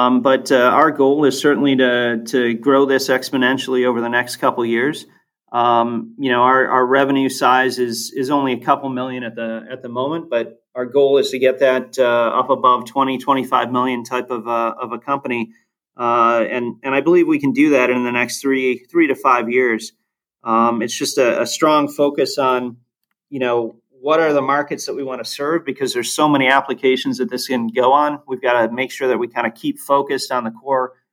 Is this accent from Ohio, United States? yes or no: yes; Ohio, United States; my brother and I are both born and raised in Ohio.